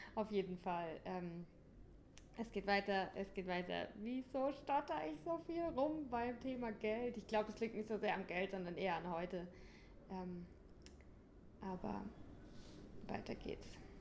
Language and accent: German; St. Leon-Rot, Baden-Württemberg, Germany; moved away as an adult; also born or lived in Berlin; Ich komme aus St. Leon Roth.